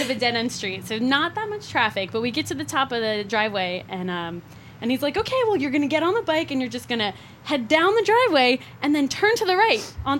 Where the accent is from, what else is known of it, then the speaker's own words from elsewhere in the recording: Rutherford, New Jersey, United States; now in San Francisco, United States; I'm a transplant. I'm originally a Jersey girl.